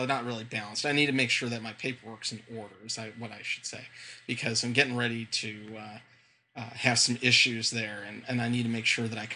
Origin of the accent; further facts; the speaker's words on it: Inland Empire, Southern California, United States; growing up in Southern California, is specifically in that Inland Empire area